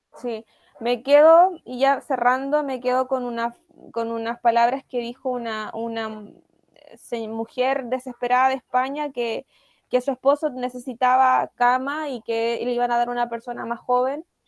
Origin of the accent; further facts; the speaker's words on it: Chile; tuvimos que rememorar como sociedad chilena